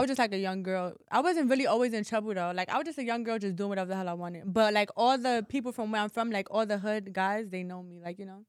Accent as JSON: {"language": "English", "town": "New York City", "region": "New York", "country": "United States", "also_born_or_lived": "Bronx", "said": "I'm from New York City, but I'm from Harlem"}